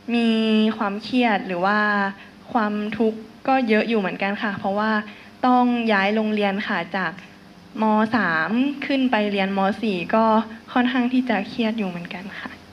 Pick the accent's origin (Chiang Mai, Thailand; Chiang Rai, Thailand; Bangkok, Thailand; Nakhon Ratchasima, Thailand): Chiang Mai, Thailand; หนูเป็นคนเชียงใหม่ค่ะ